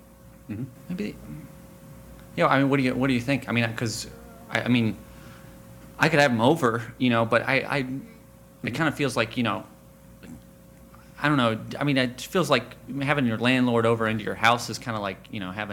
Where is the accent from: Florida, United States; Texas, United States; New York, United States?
Texas, United States; I mean, I'm originally from Texas, and when we just got, I mean, I don't know if you've ever been down there. Churches down there are massive.